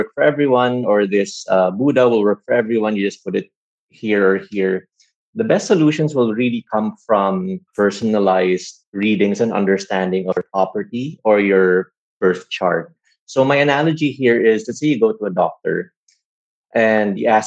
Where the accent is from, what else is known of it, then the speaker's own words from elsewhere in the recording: Philippines; guys like us growing up in the Philippines, wanting to go to good schools and good courses.